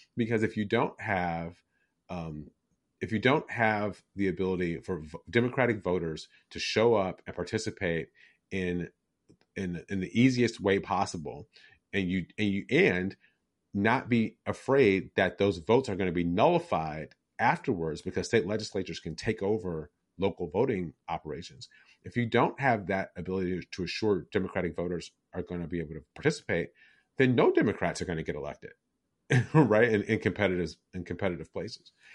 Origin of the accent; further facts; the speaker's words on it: Detroit, Michigan, United States; the ones I grew up with in Detroit